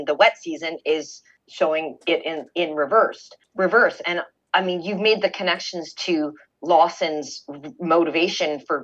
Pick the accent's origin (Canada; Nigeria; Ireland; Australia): Canada; I'm from Canada